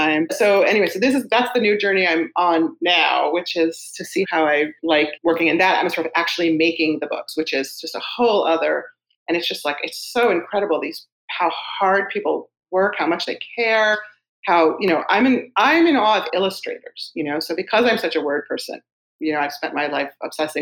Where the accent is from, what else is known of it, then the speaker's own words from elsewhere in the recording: New York City, New York, United States; I grew up in Queens in a book loving house